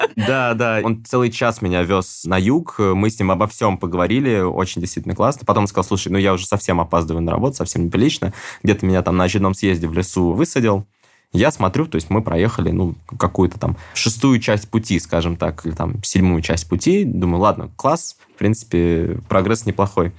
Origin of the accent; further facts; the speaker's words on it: Russia; я из России.